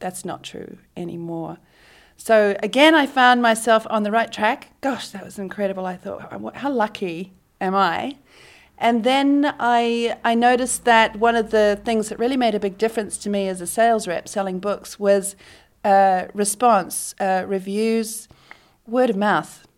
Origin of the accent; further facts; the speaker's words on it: Auckland, New Zealand; moved away as an adult; also born or lived in South Island, New Zealand; now in Sydney, Australia; I grew up and did most of my high school education in Auckland